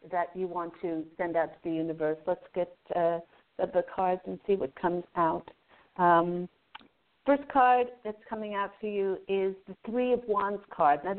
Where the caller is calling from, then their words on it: Maryland, United States; From Maryland.